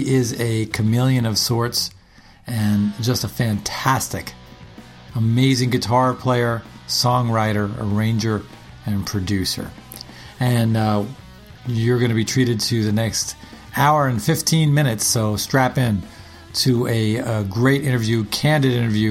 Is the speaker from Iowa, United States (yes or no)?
no; New York City, New York, United States; Jackson Heights, and I was born in Jamaica